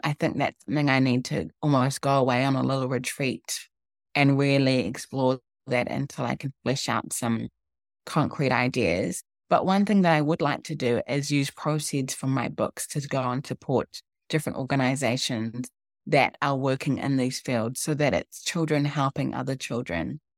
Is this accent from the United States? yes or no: no; New Zealand; So I was born in New Zealand, but my parents are from Ghana. And when I was growing up, there were very few African people in New Zealand